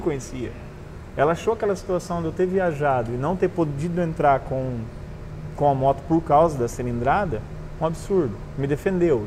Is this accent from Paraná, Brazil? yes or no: yes; Cornélio Procópio, Paraná, Brazil; also born or lived in Londrina; now in Foz do Iguaçu, Brazil; Eu sou de Cornélio Procópio, uma cidade ali no norte do Paraná, perto de Londrina, para quem não conhece. É, eu cresci, nasci lá, estudei em Londrina.